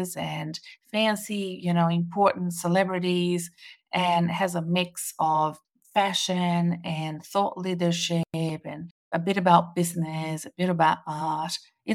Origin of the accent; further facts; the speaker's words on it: Brazil; now in Melbourne, Australia; I'm currently in Brazil, my home country, visiting family and friends